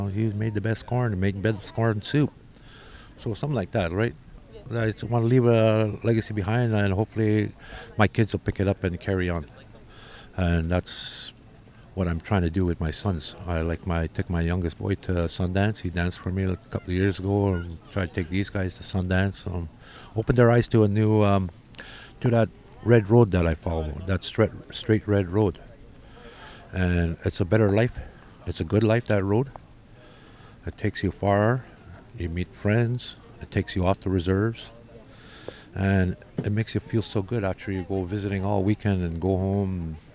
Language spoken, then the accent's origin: English; Wikwemikong, Ontario, Canada; I am from Wequemacon, Ontario, Canada